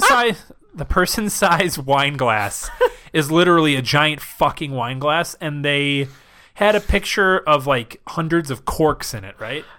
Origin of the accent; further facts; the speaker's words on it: Wisconsin, United States; because I'm from Wisconsin